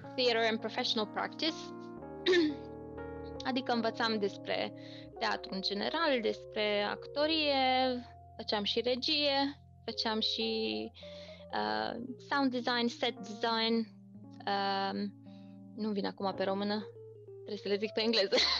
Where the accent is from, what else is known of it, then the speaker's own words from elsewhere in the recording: Romania; accent: Romanian; moved away as an adult; now in United Kingdom; accentul meu, românesc sau, mă rog, ce accent aveam